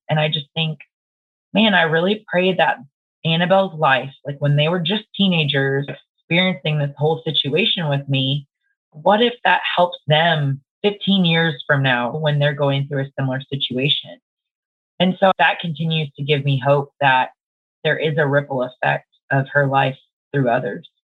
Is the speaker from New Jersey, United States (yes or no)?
no; Dallas, Texas, United States; I live in Dallas, Texas. Um, born and raised in Dallas